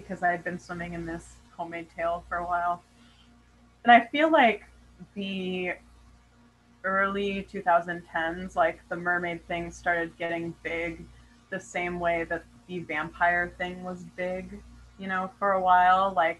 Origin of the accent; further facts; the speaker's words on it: Hawaii, United States; born there; but also I was born in Hawaii. And my family are like water people.